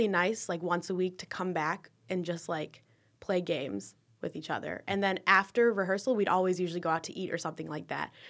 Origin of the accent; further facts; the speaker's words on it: Michigan, United States; I'm from Michigan, but I'm still coming into a school with 50,000 people.